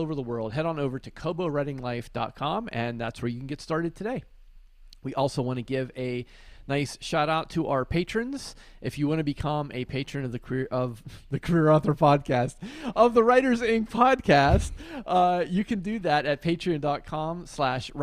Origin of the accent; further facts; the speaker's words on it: Western Pennsylvania, United States; I grew up in Western PA